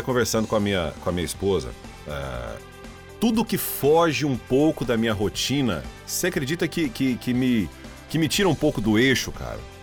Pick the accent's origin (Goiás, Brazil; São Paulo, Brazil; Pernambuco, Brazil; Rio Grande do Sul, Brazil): Goiás, Brazil; Caçu; now in Rio Verde, Brazil; a minha cidade natal, Caçu